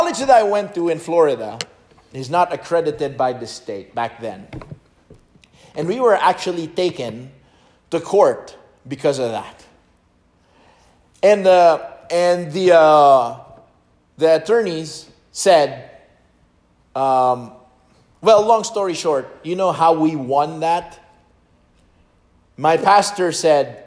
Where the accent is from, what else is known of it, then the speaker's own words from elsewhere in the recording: Philippines; English is a second language; moved away; As a Filipino guy learning in my sophomore year of high school